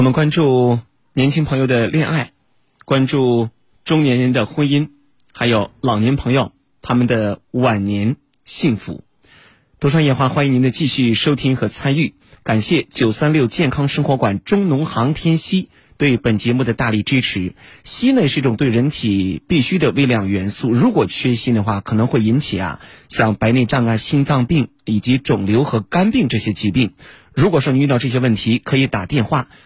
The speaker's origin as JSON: {"language": "Chinese", "region": "Henan", "country": "China", "said": "河南说话叫说一句话能把人噎死"}